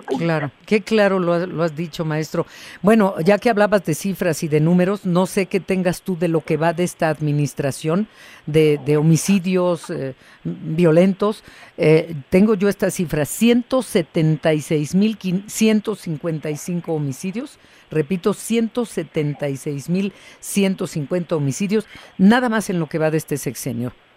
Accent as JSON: {"language": "Spanish", "country": "Mexico", "said": "como mexicanos"}